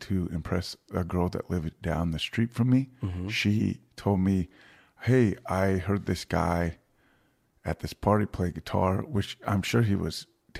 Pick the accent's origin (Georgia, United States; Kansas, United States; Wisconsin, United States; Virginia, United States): Virginia, United States; I'm from Virginia.